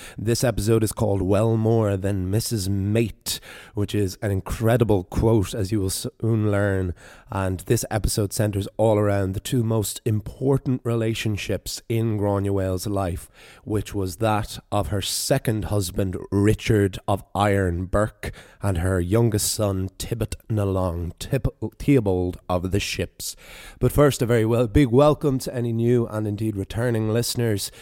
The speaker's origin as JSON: {"language": "English", "region": "the East Coast of Ireland", "country": "Ireland", "tie": "born or raised there", "said": "my own experiences of growing up in the East Coast there"}